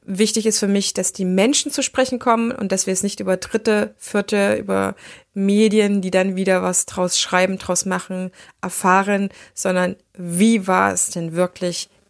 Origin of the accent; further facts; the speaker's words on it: Erfurt, Thuringia, Germany; now in Düsseldorf, Germany; Das ist ja meine Heimatstadt, das heißt, meine Träte sind noch ein bisschen äh, da, auch wenn ich schon eine ganze Weile lang in Düsseldorf wohne.